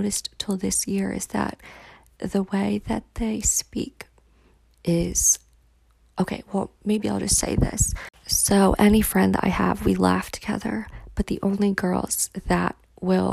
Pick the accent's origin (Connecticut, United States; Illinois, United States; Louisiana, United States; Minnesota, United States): Connecticut, United States; Cheshire; now in Washington, DC, United States; I was born and lived in Cheshire, Connecticut, where everyone's really nice